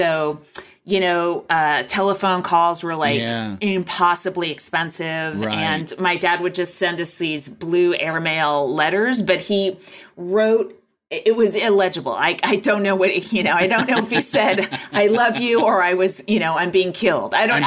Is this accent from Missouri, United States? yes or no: no; Walnut Creek, California, United States; moved away; I'm from Walnut Creek, California